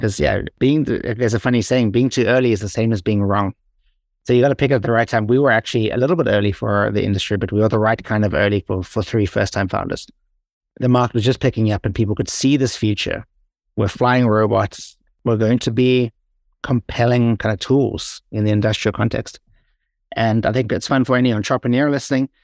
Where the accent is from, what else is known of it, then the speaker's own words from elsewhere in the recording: South Africa; moved away as an adult; also born or lived in Ireland; every time I went home to South Africa